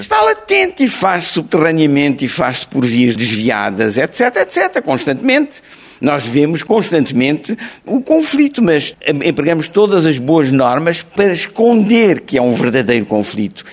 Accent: Mozambique; first language Portuguese; moved away; also born or lived in France; Climane, que era a, a cidade onde eu, de Moçambique, onde eu eh, fiz a escola primária

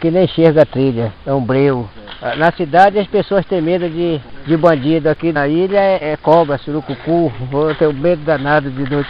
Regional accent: Amazon, Brazil; Sou filho da Amazônia. Nasci aqui na Amazônia e enquanto eu estiver vivo não vou sair da Amazônia não.

